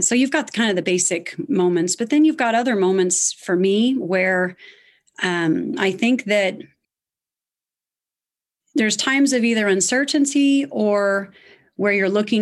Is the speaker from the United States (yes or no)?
yes; Evansville, Indiana, United States; moved away as an adult; also born or lived in Greenville, South Carolina; I was born in Evansville, Indiana, so I'm an Indiana girl